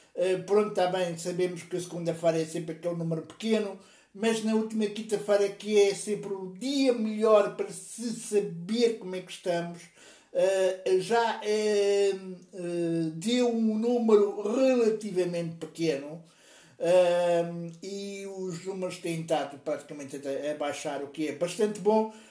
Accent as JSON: {"language": "Portuguese", "country": "Portugal", "also_born_or_lived": "Lisbon", "said": "eu sou português, eu vivo em Portugal, vivo na bonita cidade de Lisboa"}